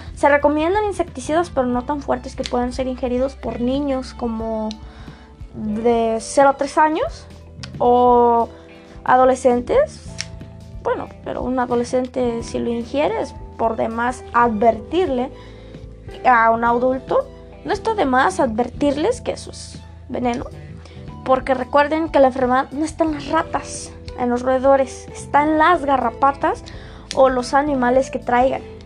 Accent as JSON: {"language": "Spanish", "country": "Mexico"}